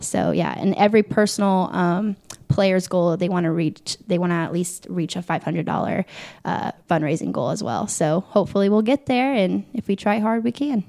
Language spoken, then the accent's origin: English; Muncie, Indiana, United States; I grew up in Muncie, Indiana, of course, home of Ball